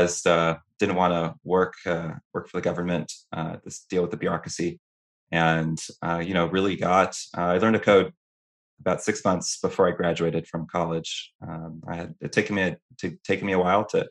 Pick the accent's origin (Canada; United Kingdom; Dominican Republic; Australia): Dominican Republic; now in Tampa, United States; I was born in the Caribbean in Dominican Republic, and I've used Western Union many times as a result of sending money to my family, cousins, etc.